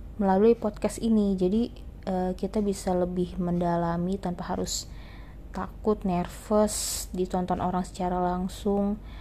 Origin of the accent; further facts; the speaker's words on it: Jakarta, Indonesia; also born or lived in Sungai Penuh, Jambi; gua berasal, eee, dan lahir dari kota Sungai Penuh di Provinsi Jambi dan sejak kecil gua tinggal di Jakarta bersama dengan kedua orang tua gua